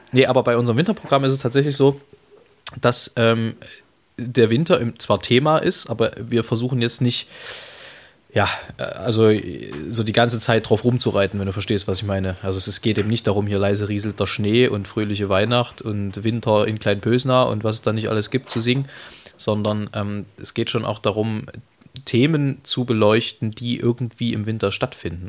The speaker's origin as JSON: {"language": "German", "region": "East Germany", "country": "Germany", "tie": "born or raised there", "said": "wir sind ja nun beide gebürtige Osseriche"}